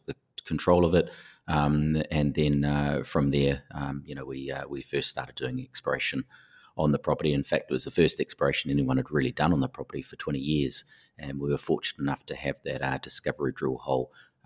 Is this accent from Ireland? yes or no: no; New Zealand; moved away as an adult; now in Perth, Australia; as you can tell from the accent, I am from New Zealand. I studied at Canterbury University and did an honours degree over there